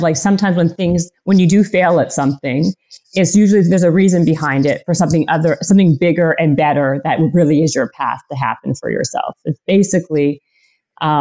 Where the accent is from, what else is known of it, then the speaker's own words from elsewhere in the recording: Canada; I'm Canadian